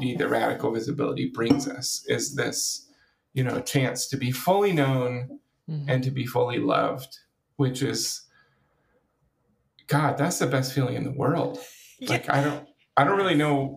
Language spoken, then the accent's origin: English; Washington, United States; now in California, United States; I grew up in Washington State as a part of a conservative Christian denomination